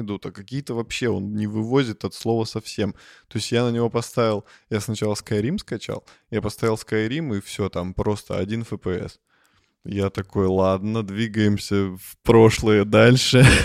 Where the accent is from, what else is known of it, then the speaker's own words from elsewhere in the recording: Russia; мы из России